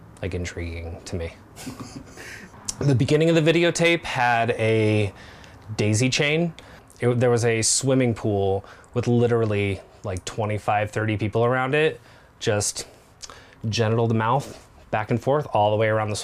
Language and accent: English; Nebraska, United States; I am 40 years old. And I grew up in Nebraska